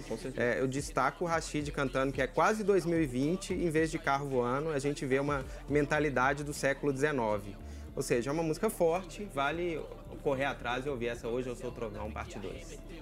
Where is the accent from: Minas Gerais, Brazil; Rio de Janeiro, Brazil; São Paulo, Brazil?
Minas Gerais, Brazil; A gente que é da terra do …, vamos conversar aqui, a gente é mineiro raiz